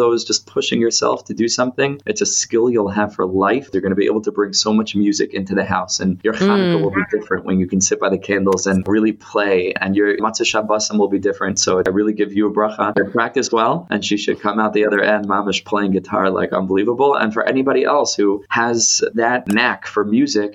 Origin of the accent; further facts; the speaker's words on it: New York City, New York, United States; moved away as an adult; now in London, United Kingdom; I'm originally from Far Rockaway, New York